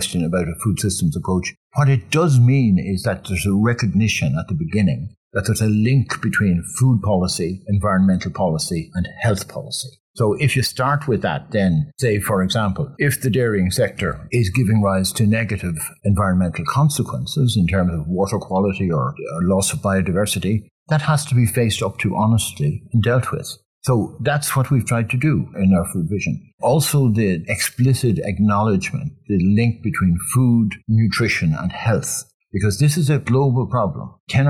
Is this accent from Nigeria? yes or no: no; Ireland; As a child, as a very young child, I grew up with lamplights, with oil. I was about 3 or 4 when we got electricity for the first time.